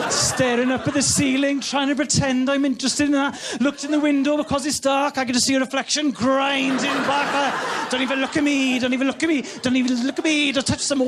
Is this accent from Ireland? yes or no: no; Wales, United Kingdom; I'm from Wales